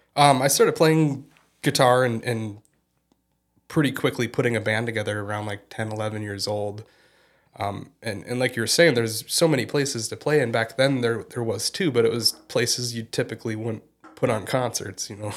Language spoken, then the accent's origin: English; Fergus Falls, Minnesota, United States; moved away as an adult; also born or lived in Portland, Oregon; I was born and raised in, in Fergus Falls and did, uh, all my schooling in, in the community until I graduated high school.